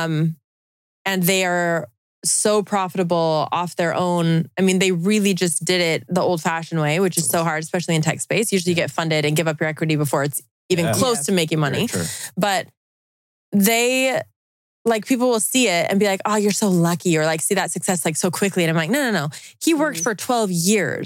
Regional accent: Utah, United States; I'm from Utah

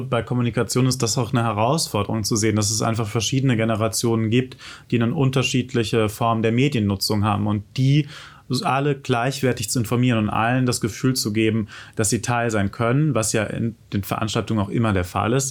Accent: Germany; in Mainz, Wiesbaden, wo ich herkomme

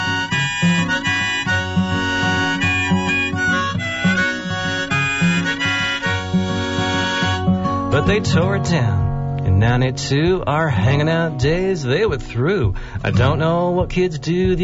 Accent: Watsonville, California, United States; I'm from Watsonville, born and raised

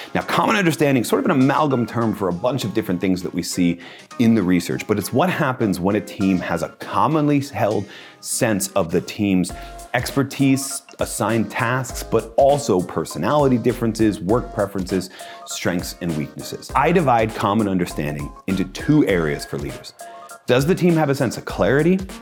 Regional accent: United States; I'm an American

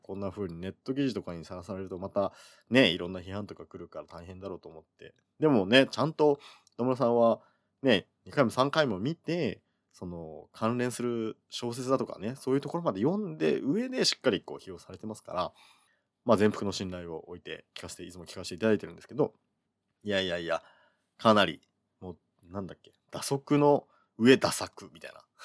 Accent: Kyushu, Oita, Japan; moved away as an adult; also born or lived in Fukuoka / Tokyo; 僕はあの、基本的には九州で育ってるので

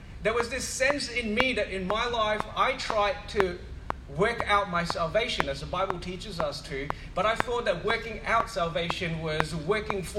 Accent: Singapore; now in Perth, Australia; I went to a church growing up in Singapore, a Methodist church

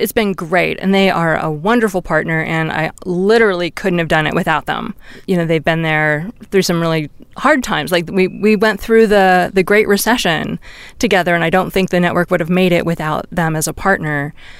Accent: California, United States; because I'm from Silicon Valley. That's how I think of myself, where I spent all my formative years.

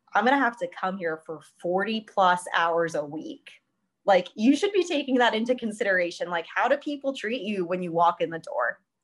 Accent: Columbus, Ohio, United States; moved away as an adult; now in Pittsburgh, United States; I'm from Columbus, Ohio

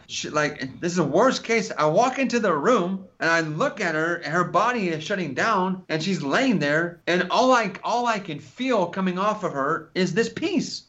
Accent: California, United States; I'm from California

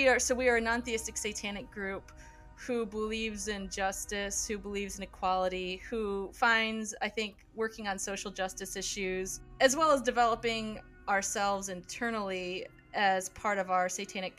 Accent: Midwest, United States; I grew up in the Midwest

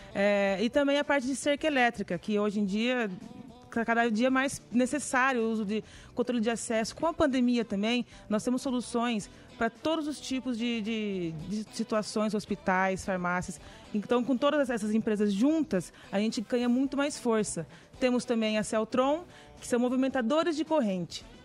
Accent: Garça, São Paulo, Brazil; nós somos de Garça, interior de São Paulo, uma cidadezinha muito bonita.

